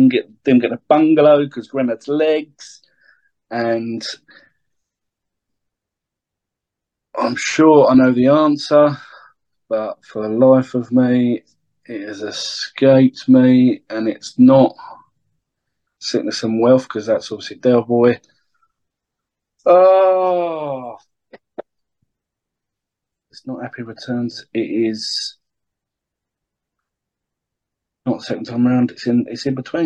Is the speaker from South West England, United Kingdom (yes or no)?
no; Brighton, South East England, United Kingdom; my hometown of Brighton